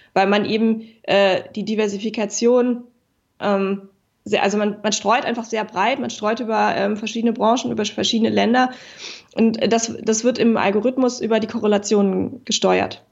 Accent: Berlin, Germany; Berlin ähm, ist äh, meine Heimat. Ich komme mhm. aus Berlin, ich liebe Berlin

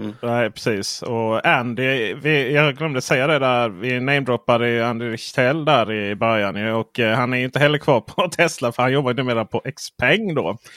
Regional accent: Skåne, Sweden; som skåning jag är

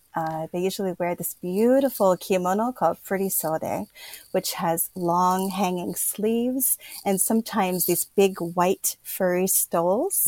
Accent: Pennsylvania, United States; moved away as an adult; now in Kyoto, Japan; I'm originally from Pennsylvania in the United States

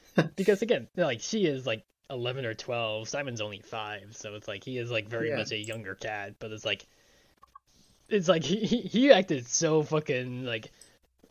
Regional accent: Long Island, New York, United States; also born or lived in North Carolina; growing up on Long Island

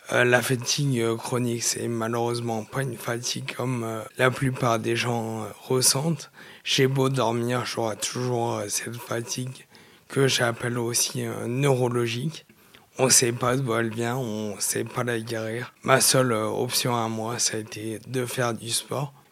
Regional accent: Saint-Romain-de-Jalionas, Auvergne-Rhône-Alpes, France; je suis originaire du Nord-Isère, une petite commune qui s'appelle Saint-Romain de Chalionas, à côté de Crémieux. J'ai grandi là en Nord-Isère, entre euh, l'Isère et Lyon

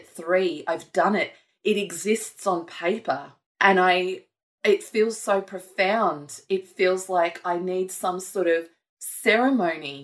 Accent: Gold Coast, Queensland, Australia; I grew up on the Gold Coast

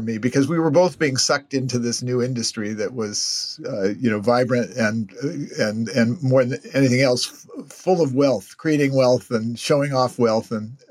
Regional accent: Stanford, California, United States; I grew up around Stanford

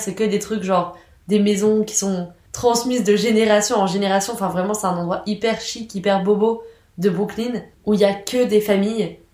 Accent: France; dans notre culture en tant que Français

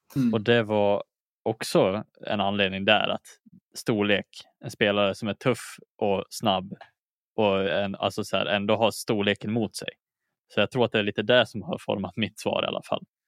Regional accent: Dalarna County, Sweden; also born or lived in Umeå; jag är inte född i Dalarna heller, utan jag är född i Umeå

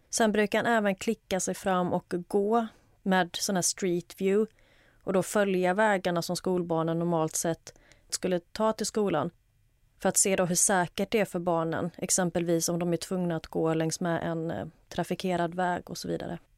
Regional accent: Halland County, Sweden; jag kan skylla på att jag kommer från Halland. Jag vet inte om det är dialektalt

